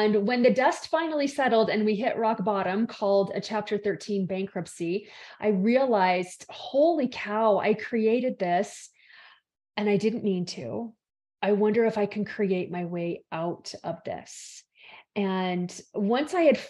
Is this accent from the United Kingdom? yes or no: no; Salt Lake City, Utah, United States; I am from the base of the Rocky Mountains in Salt Lake City, Utah, in the States